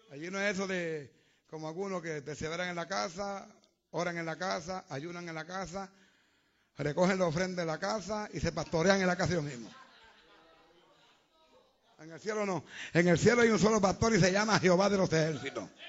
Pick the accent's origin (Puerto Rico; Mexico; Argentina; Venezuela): Puerto Rico; moved away; Mire, cuando salí de Puerto Rico, yo venía llorando en el avión. Ay, la, la prieta, la nena mía, la novia.